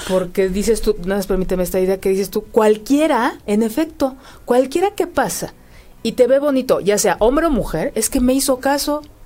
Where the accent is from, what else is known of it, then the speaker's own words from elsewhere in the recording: Mexico; como mexicanos